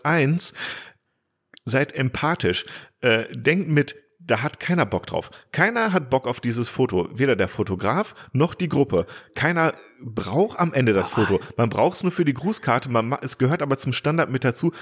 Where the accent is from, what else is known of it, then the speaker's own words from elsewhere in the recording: Bielefeld, North Rhine-Westphalia, Germany; für mich als Bielefelder